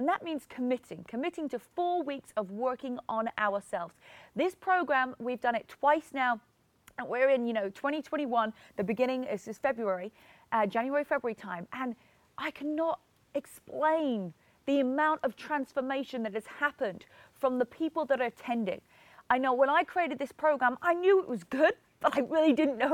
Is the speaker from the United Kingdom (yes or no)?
yes; England, United Kingdom; moved away as an adult; now in California, United States; I'm originally from England and I moved to America 10 years ago. So when I was 22